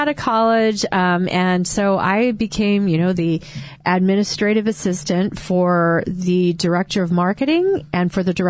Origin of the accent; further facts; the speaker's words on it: Colorado, United States; moved away as an adult; now in Cerritos, United States; I'm actually from Colorado.